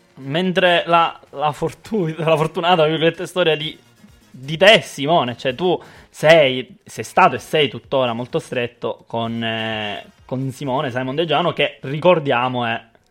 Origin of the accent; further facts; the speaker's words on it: Sicily, Italy; essendo siciliano